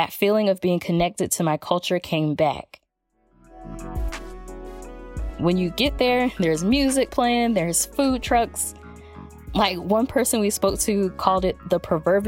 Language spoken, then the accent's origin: English; Atlanta, Georgia, United States; moved away as an adult; now in Phoenix, United States; I was born and raised in Atlanta, Georgia